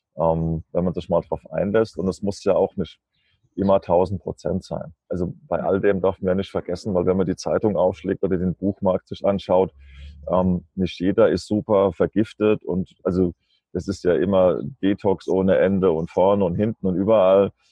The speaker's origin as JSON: {"language": "German", "country": "Germany", "moved": "as an adult", "lives_now": "Kassel, Germany", "said": "ich komme ja aus der Nähe von Mannheim, also zwischen Mannheim und Darmstadt"}